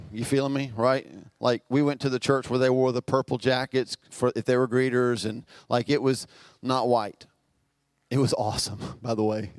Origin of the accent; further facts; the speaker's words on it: Albemarle, North Carolina, United States; we're from Albemarle.